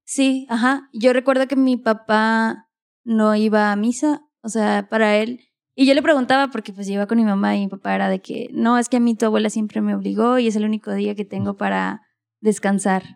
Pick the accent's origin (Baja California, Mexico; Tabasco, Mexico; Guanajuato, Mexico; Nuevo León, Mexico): Baja California, Mexico; Mexicali; Yo nací en Mexicali, soy cachanilla